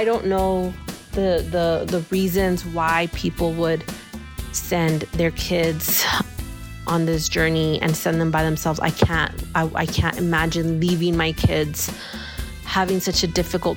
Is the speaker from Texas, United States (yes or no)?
yes; El Paso, Texas, United States; I grew up in El Paso, going to Juarez